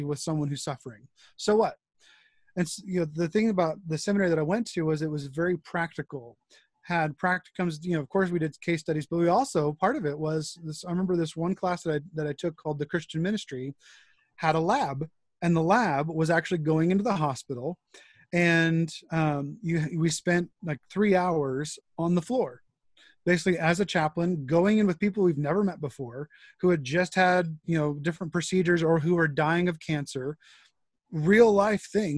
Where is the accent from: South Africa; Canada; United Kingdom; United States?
United States; El Monte, California; I am originally from Southern California, pastor's kid all my life